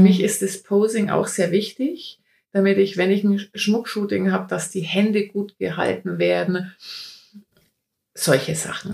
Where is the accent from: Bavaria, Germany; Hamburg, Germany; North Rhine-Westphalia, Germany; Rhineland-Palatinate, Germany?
Bavaria, Germany; Bayreuth; ich komme aus Bayreuth, also aus dem schönen Frankenland, Oberfranken